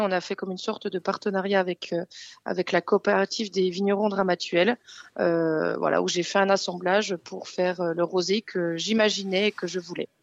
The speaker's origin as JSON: {"language": "French", "region": "Bourgogne-Franche-Comté", "country": "France", "tie": "born or raised there", "also_born_or_lived": "Paris", "said": "la, la Franche-Comté, c'est ma ma région natale"}